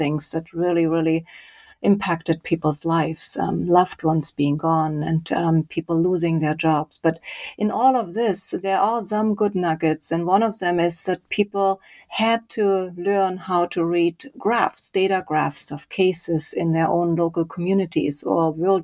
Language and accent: English; Leipzig, Saxony, Germany; moved away; I grew up in Germany. I did an engineering degree in Leipzig, my hometown